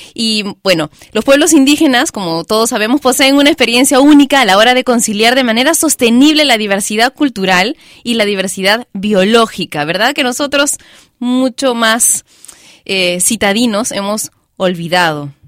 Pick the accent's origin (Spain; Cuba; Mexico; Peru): Peru; mi país, Perú